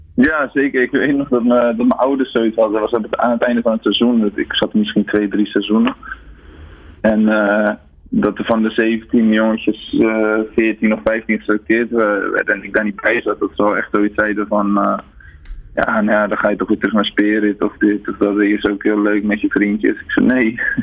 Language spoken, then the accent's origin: Dutch; Ouderkerk aan den IJssel, South Holland, Netherlands; Ik kom, ik kom uit Oudekerk aan de IJssel, dat is een heel klein dorpje